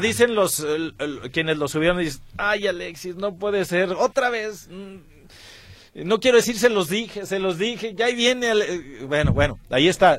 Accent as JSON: {"language": "Spanish", "region": "Zacatecas", "country": "Mexico", "tie": "born or raised there", "moved": "yes", "said": "allá en mi tierra, en Zacatecas"}